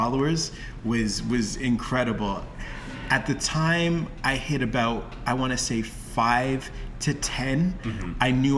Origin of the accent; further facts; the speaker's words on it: Toronto, Ontario, Canada; I was from Toronto